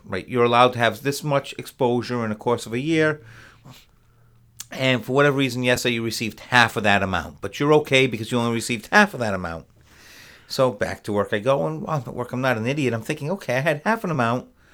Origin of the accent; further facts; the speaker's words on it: Rhode Island, United States; moved away as an adult; also born or lived in Connecticut / Boston; now in Plattsburgh, United States; when I was very young, an infant, my parents moved to Rhode Island, and I grew up